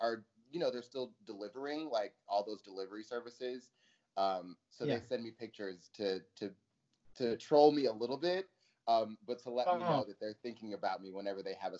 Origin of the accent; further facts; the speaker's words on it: Montclair, California, United States; moved away as an adult; also born or lived in San Jose, California / New Orleans, Louisiana / Upland, California / San Francisco Bay Area; now in New York City, United States; my mom and I moved to Southern California with my grandparents. So that's really where I grew up.